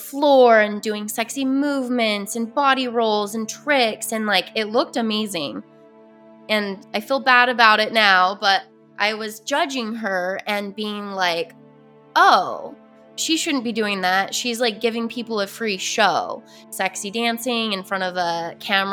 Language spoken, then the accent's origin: English; Utah, United States; I grew up in Utah, which is a very predominant Mormon area